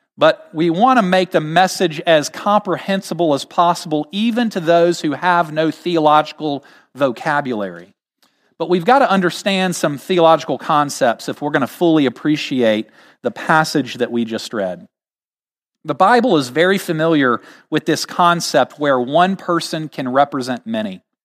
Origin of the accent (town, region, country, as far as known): United States